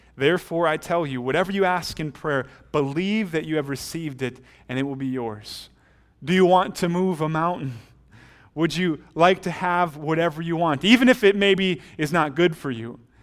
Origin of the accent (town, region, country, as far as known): United States